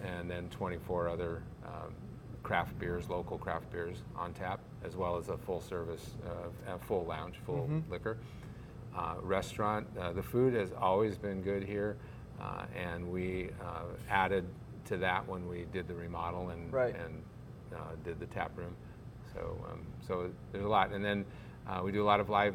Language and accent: English; San Francisco, California, United States; also born or lived in Seattle, Washington; now in Lake Norman, United States; I moved here 11 years ago from Seattle. And I grew up in San Francisco